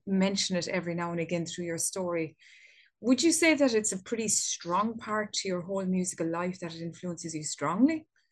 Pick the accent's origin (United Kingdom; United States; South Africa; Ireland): Ireland; here in my home country of Ireland